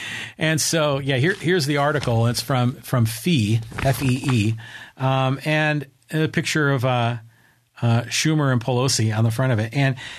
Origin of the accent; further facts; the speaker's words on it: Burlingame, California, United States; I was raised in Burlingame, and I remember they built BART, and it was always on the East Bay.